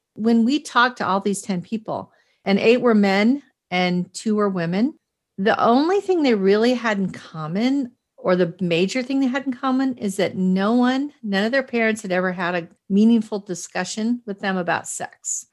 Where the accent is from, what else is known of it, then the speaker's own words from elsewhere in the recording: Boston, Massachusetts, United States; also born or lived in Cheyenne, Wyoming; I was raised in two different weird places, not weird, but, like, Boston, Massachusetts, and Cheyenne, Wyoming